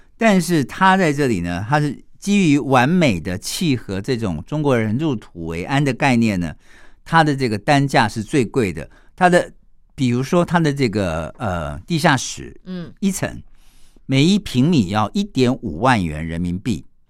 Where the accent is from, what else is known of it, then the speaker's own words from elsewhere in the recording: Taiwan; 一般我们台湾人把它叫做风水瓷